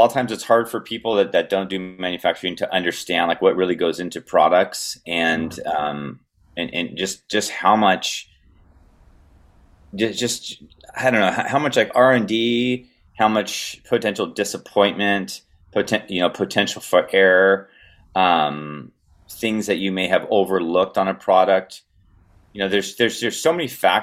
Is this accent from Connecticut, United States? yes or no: no; Southern California, United States; grew up skateboarding and I'm from Southern California